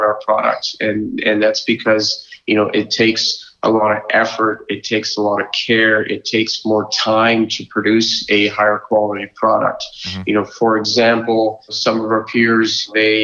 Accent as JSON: {"language": "English", "area": "Lower Mainland", "region": "British Columbia", "country": "Canada", "tie": "born or raised there", "said": "Born and raised in the Lower Mainland, you know, did my CA in Vancouver at KPMG"}